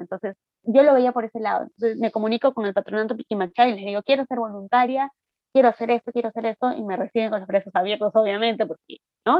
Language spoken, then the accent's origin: Spanish; Ayacucho, Peru; moved away; esos somos los ayacuchanos